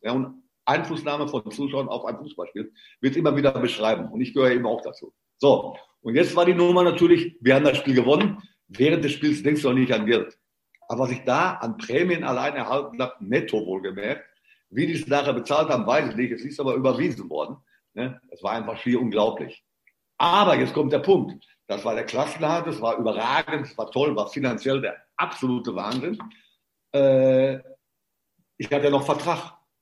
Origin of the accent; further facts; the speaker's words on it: Marl, North Rhine-Westphalia, Germany; Ich bin gebürtig aus Mahl, das ist nicht weit weg.